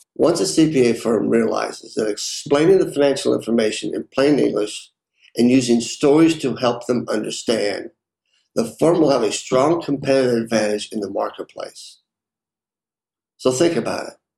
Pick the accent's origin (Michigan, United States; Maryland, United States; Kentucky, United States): Kentucky, United States; Lexington; Growing up, I worked in a family restaurant in Lexington, Kentucky